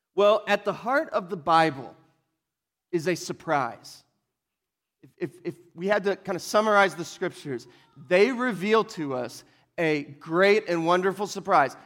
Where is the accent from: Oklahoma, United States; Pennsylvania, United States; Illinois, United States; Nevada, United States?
Oklahoma, United States; We're from Oklahoma